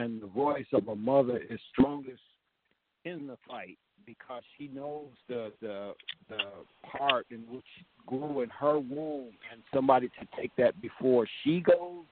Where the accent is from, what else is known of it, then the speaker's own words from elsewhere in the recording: Chicago, Illinois, United States; now in Georgia, United States; Being from Chicago, and I moved here to Georgia